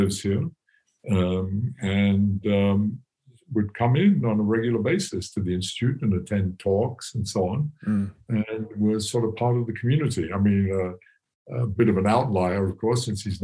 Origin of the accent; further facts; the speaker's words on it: England, United Kingdom; moved away as an adult; now in United States; I grew up in England in a very classic, very, very disciplined, rigid education